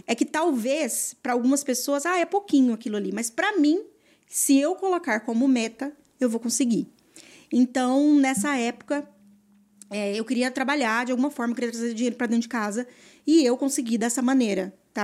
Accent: interior of Mato Grosso do Sul, Brazil; also born or lived in Campo Grande; eu sou do interior do, do Mato Grosso do Sul, né? É, nascida aqui em Campo Grande, né? E tal. Mas é, eu morei muito tempo no interior, na fazenda

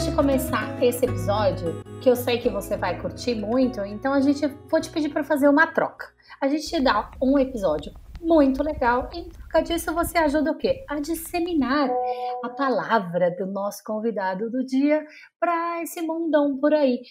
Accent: São Paulo, Brazil; also born or lived in Maceió; eu não nasci em São Paulo, eu nasci em Maceió, mas eu moro em São Paulo desde os três meses

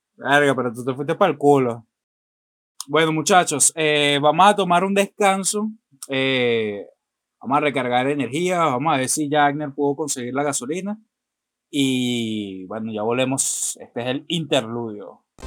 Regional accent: Maracay, Aragua, Venezuela; Nosotros, que somos eh, nativos de Maracay

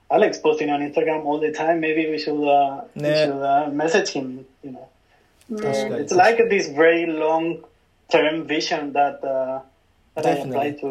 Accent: London, United Kingdom; now in Tokyo, Japan; i still keep in touch with my friends from my hometown even if i just go back like once a year i still keep in touch with most of my friends from london

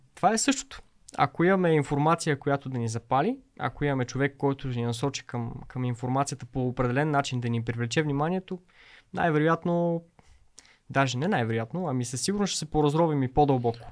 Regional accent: Pazardzhik, Pazardzhik Province, Bulgaria; Също аз съм родом от Пазачик.

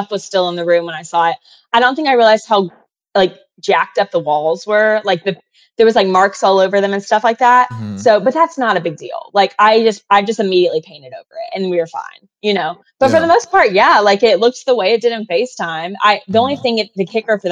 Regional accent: North Carolina, United States; moved away as an adult; also born or lived in Alabama; now in New York, United States; I grew up in North Carolina, and then I went to school in Alabama and lived there after college for a little bit

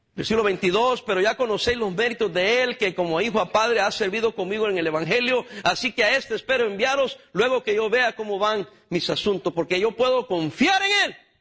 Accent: El Salvador; moved away; yo soy del Salvador

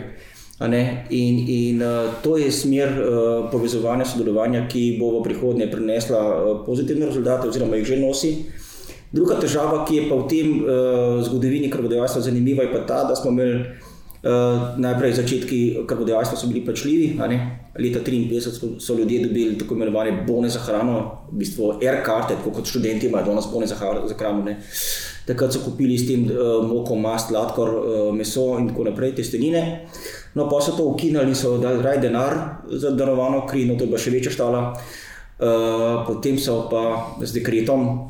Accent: Slovenia

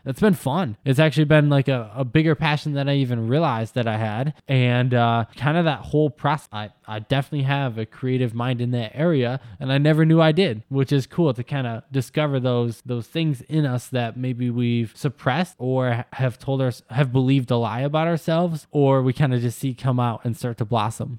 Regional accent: Wisconsin, United States; I grew up in Wisconsin

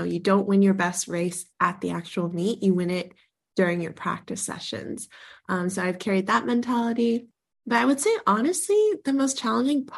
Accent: Sonoma County, California, United States; my hometown of Sonoma County

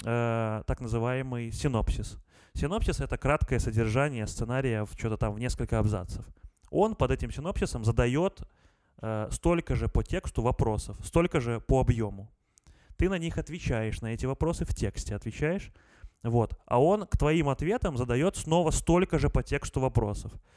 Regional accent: Gomel, Gomel Region, Belarus; в Гомеле, в городе Гомеле, откуда я родом

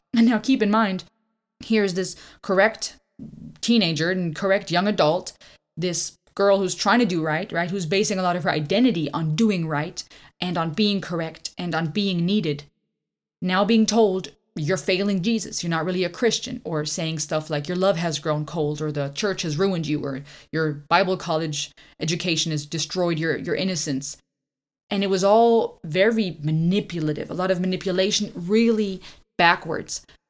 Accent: Karlsruhe, Baden-Württemberg, Germany; moved away as an adult; now in Georgia, United States; we grew up in Germany, our life was fairly average

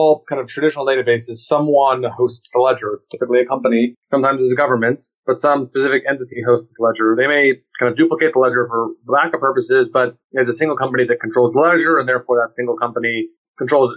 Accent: Austin, Texas, United States; also born or lived in New York; I was born and raised in Austin

